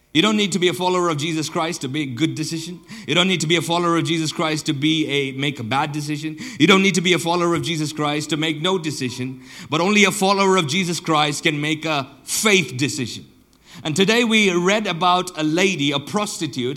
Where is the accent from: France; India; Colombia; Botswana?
Botswana; southern Botswana; I grew up in Botswana, and uh, I grew up in southern Botswana.